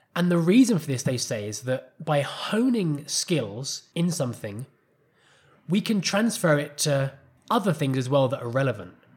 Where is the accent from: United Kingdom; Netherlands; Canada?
United Kingdom; England; first language English; moved away as an adult; also born or lived in Costa Rica; now in Colombia; as an English person